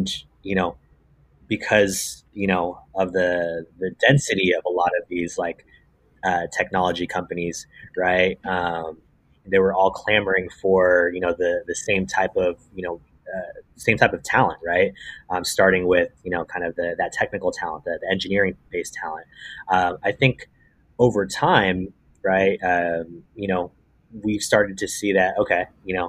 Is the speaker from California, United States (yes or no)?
yes; Bay Area, California, United States; I'm from the Bay Area